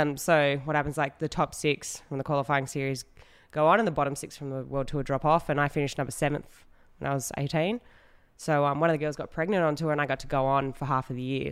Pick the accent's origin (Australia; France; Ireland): Australia; Western Australia; I grew up in Western Australia.